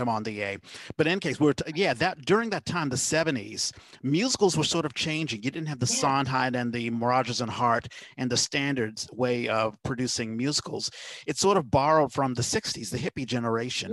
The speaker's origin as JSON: {"language": "English", "town": "Washington", "region": "District of Columbia", "country": "United States", "moved": "as an adult", "lives_now": "San Francisco Bay Area, United States", "said": "I came to the Bay Area because I'm originally from Washington D.C."}